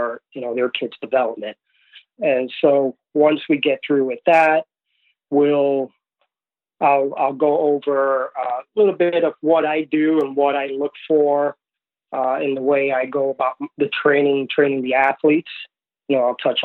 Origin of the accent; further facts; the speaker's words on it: New York City, New York, United States; also born or lived in Puerto Rico / Florida; Moved to the States at a young age, grew up in New York City